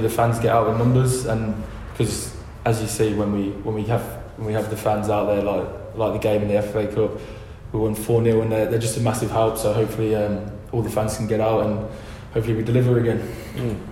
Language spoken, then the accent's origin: English; England, United Kingdom; now in Adelaide, Australia; when I was growing up in England